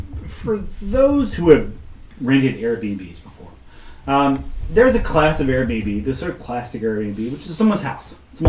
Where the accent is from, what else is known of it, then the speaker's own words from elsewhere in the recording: Boston, Massachusetts, United States; I was like, wow, I'm sorry, buddy. I'm from Boston.